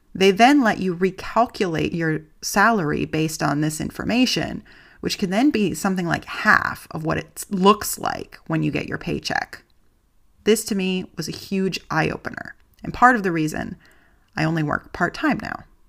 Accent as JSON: {"language": "English", "country": "United States", "moved": "as an adult", "lives_now": "Germany", "said": "I'm an American living in Germany"}